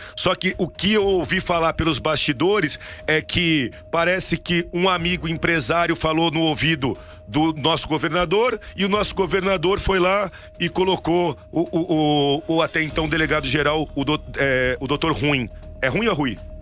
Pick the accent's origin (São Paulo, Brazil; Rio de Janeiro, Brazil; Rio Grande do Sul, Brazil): São Paulo, Brazil; Santos; nós paulistas, eu sou, sou de Santos, do estado de São Paulo